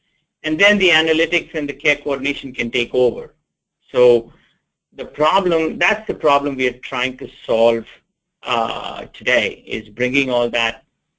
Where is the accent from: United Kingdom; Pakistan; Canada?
United Kingdom; England; born there; also born or lived in India; now in United States; I was born in England, after my formative years, studied in India, went to med school in India, came back to England